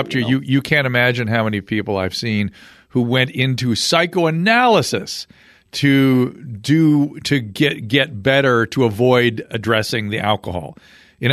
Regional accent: Australia; I'm from Australia. I lived in Australia. That's Asian enough.

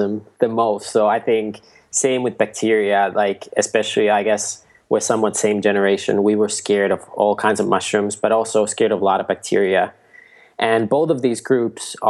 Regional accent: Nokia, Pirkanmaa, Finland; I grew up near Nokia, Finland, you know, like the phone

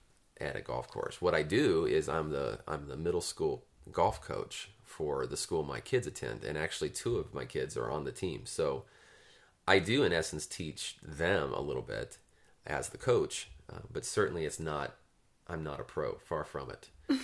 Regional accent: Turlock, California, United States; I grew up in Turlock

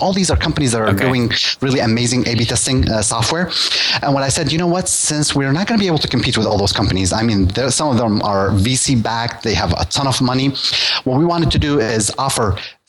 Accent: Russia; English is a second language; But, you know, you're talking to me. I'm from Russia. It's a different market.

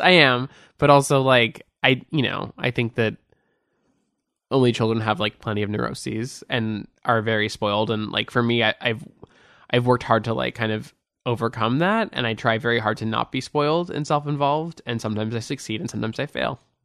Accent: Beverly Hills, California, United States; also born or lived in Hancock Park, Los Angeles; I grew up in Beverly Hills.

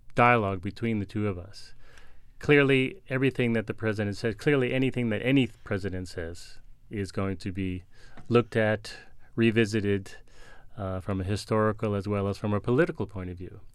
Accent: New York City, New York, United States; As a New Yorker

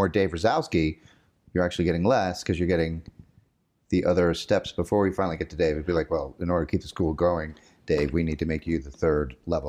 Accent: Illinois, United States; I'm from here.

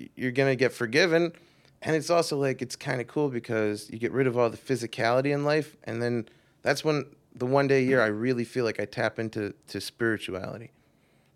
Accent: New York, United States; I'm from New York, originally

